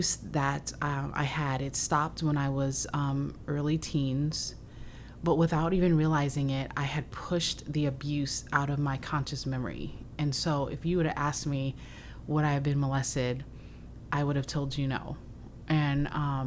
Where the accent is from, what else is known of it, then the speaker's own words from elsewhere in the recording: Waukegan, Illinois, United States; We grew up in the Waukegan area